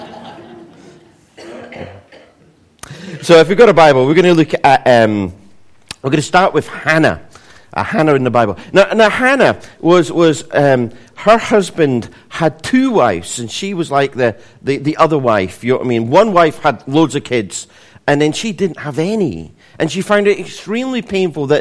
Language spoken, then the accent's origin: English; Scotland, United Kingdom; being Scottish